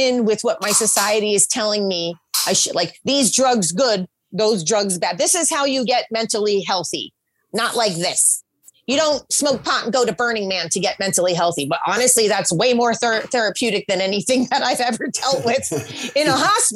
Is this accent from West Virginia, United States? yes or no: no; New Jersey, United States; moved away; also born or lived in Oklahoma / California; growing up in Oklahoma, I grew up in New Jersey